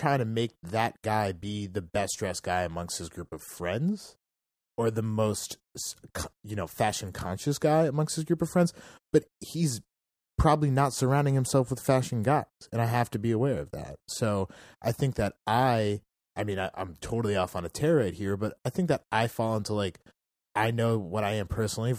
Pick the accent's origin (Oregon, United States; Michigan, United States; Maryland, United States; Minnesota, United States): Maryland, United States; Bethesda; I grew up in Bethesda, Maryland.